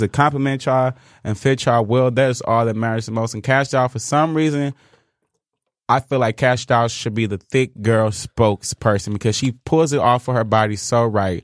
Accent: Inkster, Michigan, United States; we're from Inkster

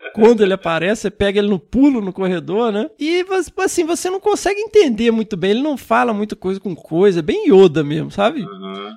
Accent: Minas Gerais, Brazil; quando eu era criança lá em Minas

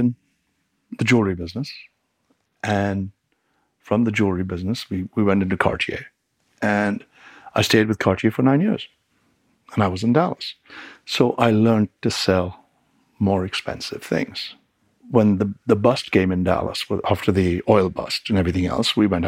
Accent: England, United Kingdom; moved away; I really got my retail training in England, where I grew up, in the record business

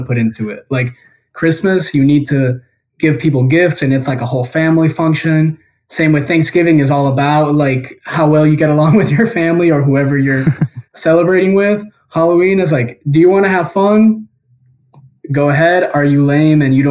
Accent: Guatemala; I was born and raised in Guatemala

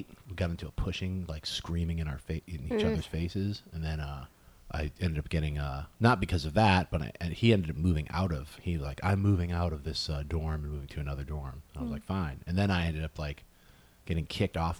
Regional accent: West Haven, Connecticut, United States; moved away as an adult; also born or lived in Chicago; now in Los Angeles, United States; I grew up in Connecticut, West Haven, Connecticut

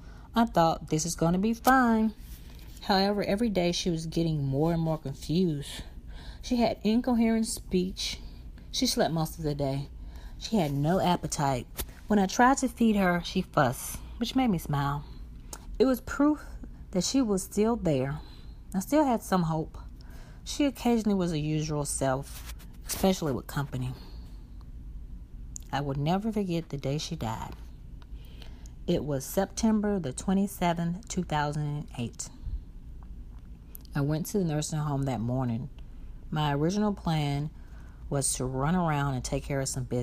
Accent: Brookhaven, Mississippi, United States; now in Chicago, United States; my hometown, Brookhaven, Mississippi

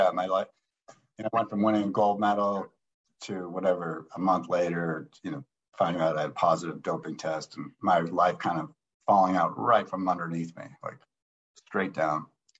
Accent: Marblehead, Massachusetts, United States; I grew up a ski racer back in the East Coast. I grew up in Marblehead, Massachusetts, and we were weekend warriors.

